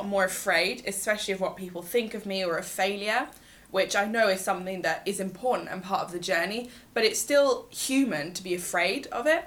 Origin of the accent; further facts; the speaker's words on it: Oxford, South East England, United Kingdom; also born or lived in London; And then I moved to Oxford when I was 6 and I started at a girls' school and I've been there ever since